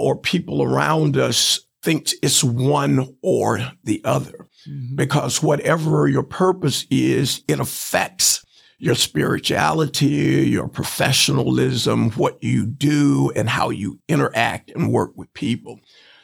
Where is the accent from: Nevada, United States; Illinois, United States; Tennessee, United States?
Tennessee, United States; Chattanooga; also born or lived in Fort Wayne, Indiana; growing up in the Chattanooga public school system